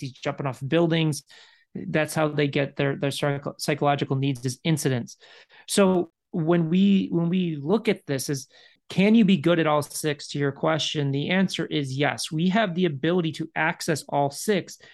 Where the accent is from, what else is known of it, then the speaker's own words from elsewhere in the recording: Chicago, Illinois, United States; moved away; I grew up in Chicago. I left Chicago